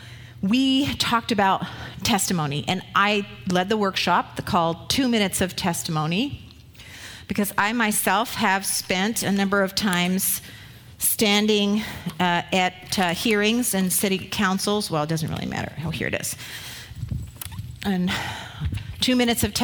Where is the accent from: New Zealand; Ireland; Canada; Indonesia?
Canada; Ottawa, Ontario; I grew up in Ottawa, where the Ottawa River ran through